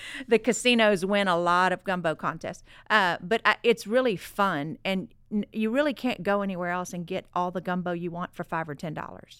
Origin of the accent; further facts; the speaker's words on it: Southwest Louisiana, United States; growing up in Southwest Louisiana, Mardi Gras has always been about family